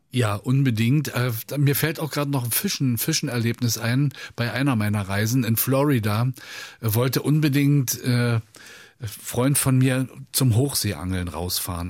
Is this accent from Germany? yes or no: yes; Berlin, Germany; ich habe es als Berliner Junge